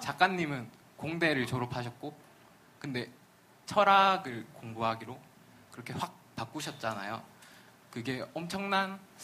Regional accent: Yangsan, South Gyeongsang, South Korea; moved away as an adult; now in Suwon, South Korea; 경남 양산에서 온

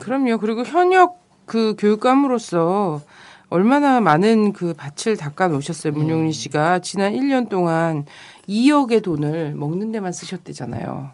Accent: Chungcheong, South Korea; 저는 충청도에서 태어난 사람으로서

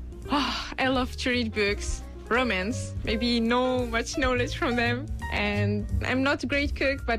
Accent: Algeria; now in Korea; I'm from Algeria. I just turned 30.

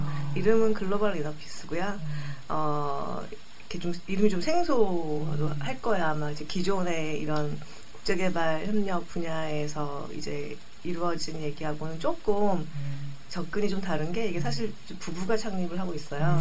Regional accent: Jeju, South Korea; also born or lived in Seoul; 제 고향인 제주를 너무 사랑해요

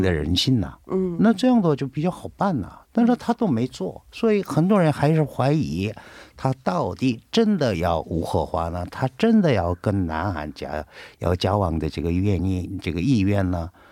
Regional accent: South Korea; 我是韩国人

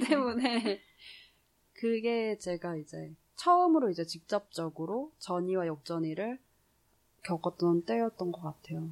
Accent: South Korea; moved away; 한국에서 자라서

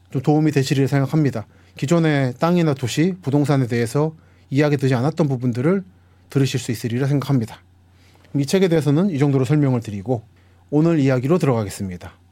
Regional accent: Seoul, South Korea; also born or lived in Busan; 저는 서울에서 태어나서 자랐기 때문에 서울 사람입니다만서도 부모님이 부산 분들이세요.

